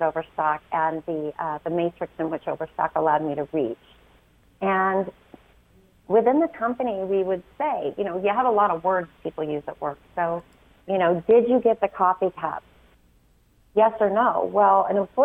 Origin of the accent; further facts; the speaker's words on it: Utah, United States; also born or lived in Chicago; I live in Utah most of the time. I grew up here